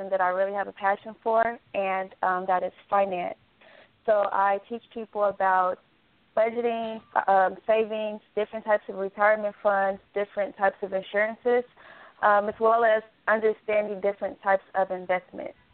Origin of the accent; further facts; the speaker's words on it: Dallas, Texas, United States; I'm from Dallas.